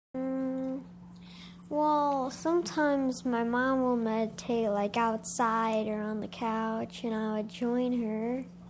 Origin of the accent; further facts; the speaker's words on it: Michigan, United States; I'm from Michigan. I grew up here.